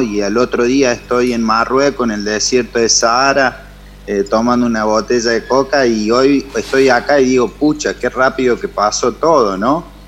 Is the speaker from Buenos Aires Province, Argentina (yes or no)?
no; his town in the Sierras de Córdoba, Argentina; mi pueblo